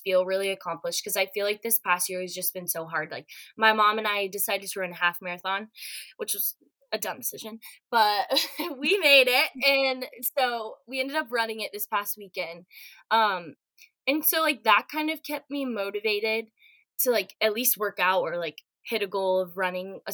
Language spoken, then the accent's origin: English; Atlanta, Georgia, United States; moved away as an adult; now in Florida, United States; I'm originally from Atlanta, so I'll be moving back home